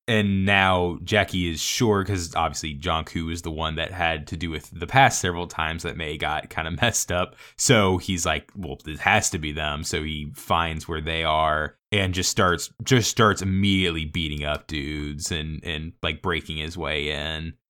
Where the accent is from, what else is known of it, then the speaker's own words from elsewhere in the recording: Savannah, Georgia, United States; growing up in Savannah